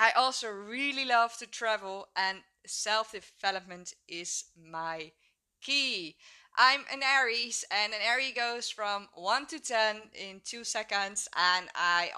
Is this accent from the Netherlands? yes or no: yes; Netherlands; also born or lived in Hook of Holland, Netherlands; I'm 26 years old and I'm from the Netherlands. I live in a small village, Hoek of Holland, and it's at the beach.